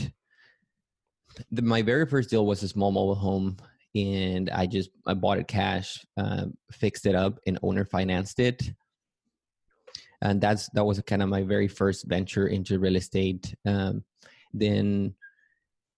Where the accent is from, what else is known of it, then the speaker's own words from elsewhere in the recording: Matamoros, Tamaulipas, Mexico; moved away as an adult; also born or lived in Mérida, Yucatán, Mexico / Texas; now in San Antonio, United States; I grew up in Matamoros, Tamaulipas, which is also in Mexico. I lived there until I graduated from high school